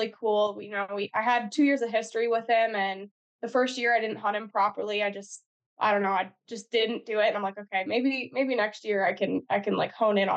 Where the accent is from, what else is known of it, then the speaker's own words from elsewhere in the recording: Pennsylvania, United States; moved away as an adult; also born or lived in Missouri; now in Midwest, United States; I grew up in Pennsylvania, so like the rifle season there is basically a holiday